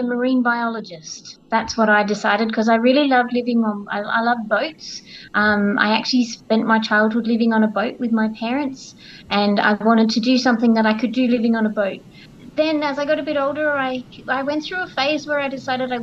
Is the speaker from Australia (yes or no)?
yes; Australia; as an Australian